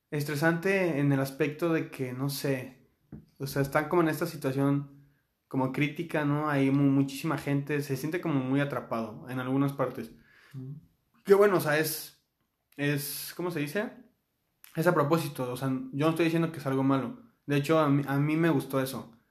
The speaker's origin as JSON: {"language": "Spanish", "country": "Mexico", "said": "tal vez yo siendo mexicano puedo decir, o sea, ¿tú qué vas a saber de México si nunca has vivido aquí?"}